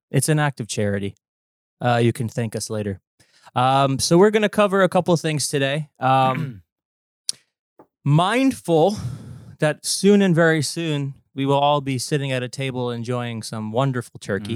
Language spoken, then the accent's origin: English; New Jersey, United States; accent: Jersey; my Jersey accent